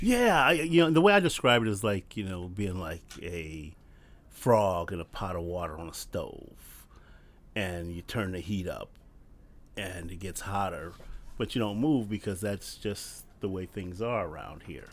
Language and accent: English; Compton, California, United States; when we moved to Compton, we were the second black family on our street